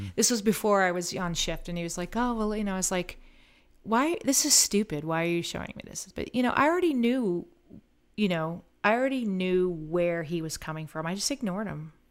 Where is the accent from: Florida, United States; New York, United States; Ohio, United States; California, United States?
Florida, United States; Collier County; also born or lived in Missouri / Groton, Connecticut; when I went back to my hometown, I got hired in the Collier County Sheriff's Office